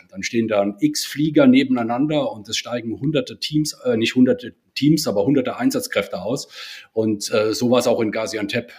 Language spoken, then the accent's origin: German; Rhineland-Palatinate, Germany; komme ich ursprünglich aus dem Ortsverband in Koblenz bin also Rheinland-Pfälzer